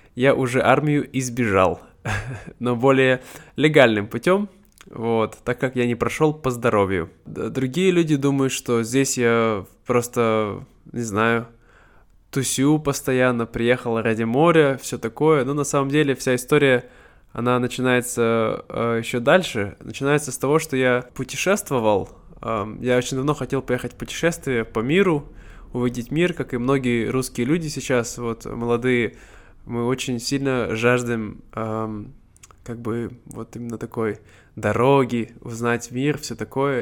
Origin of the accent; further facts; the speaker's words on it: Siberia, Russia; first language Russian; moved away as an adult; now in Vietnam; мне 26 лет, я из Сибири, э, я сейчас живу во Вьетнаме